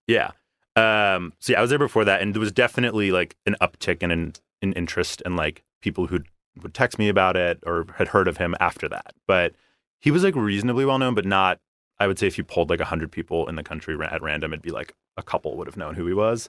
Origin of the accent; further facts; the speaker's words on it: Philadelphia, Pennsylvania, United States; moved away as an adult; now in Los Angeles, United States; I'm originally from Philadelphia